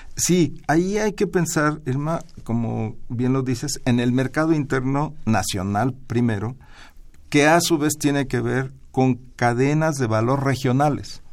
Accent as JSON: {"language": "Spanish", "country": "Mexico"}